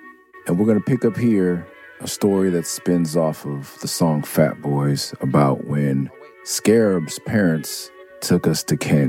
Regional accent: Los Angeles, California, United States; also born or lived in Tucson; I'm from Mid-City.

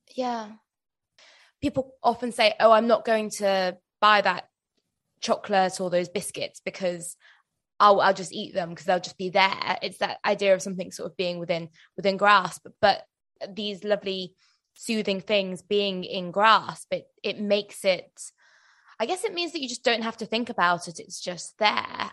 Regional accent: United Kingdom; as British people

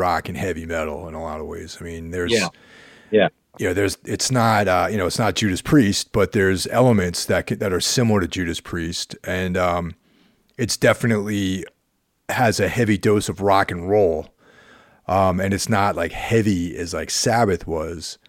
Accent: Carmel, New York, United States; in my hometown of Carmel, New York, back in the day in the 80s

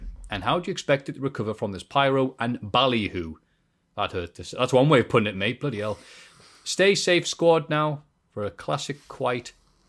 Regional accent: Ireland; Because I'm from Ireland.

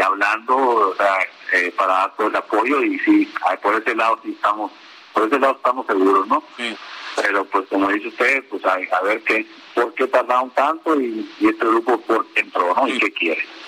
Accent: Caborca, Sonora, Mexico; yo soy de ahí de Caborca, quiero mucho mi pueblo

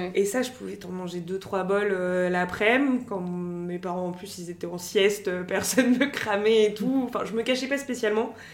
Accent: France; also born or lived in Lyon; moi j'ai toujours grandi en France, mais je suis d'une famille algérienne

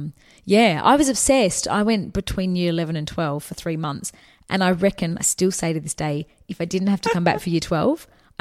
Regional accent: Australia; I'm from Australia

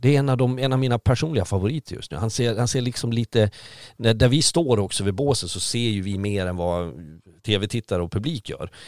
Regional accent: Sweden

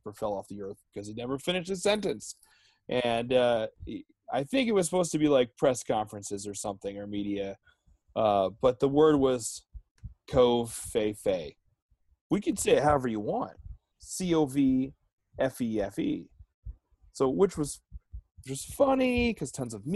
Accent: Pennsylvania, United States; I was born and raised in Pennsylvania, and apparently there's some dialect issues in Pennsylvania

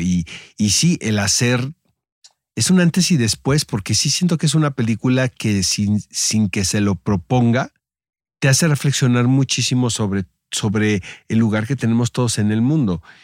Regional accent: northern Mexico, Mexico; now in Mexico City, Mexico; Yo la verdad que soy súper norteño

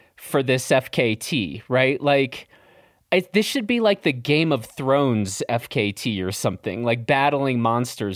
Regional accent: Midwest, United States; I grew up in the Midwest too

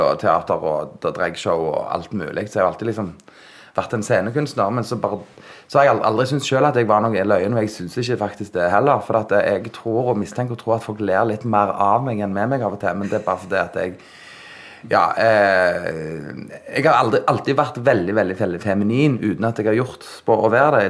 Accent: Sandnes, Rogaland, Norway; Jeg er fra Hana

